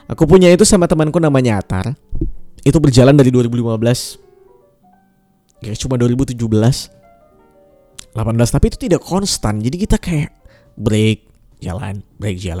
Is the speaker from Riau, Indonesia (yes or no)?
no; Pontianak, West Kalimantan, Indonesia; moved away as an adult; also born or lived in Yogyakarta; now in Jakarta, Indonesia; Umurku sekarang sekarang 24 tahun Asalku dari Pontianak, Kalimantan Barat, um, besar di sana. Ibu bapakku juga masih di sana. Um, kuliah di Jogja 6 tahun dari 2014 sampai 2020. Dan sekarang aku di Jakarta kerja di sini.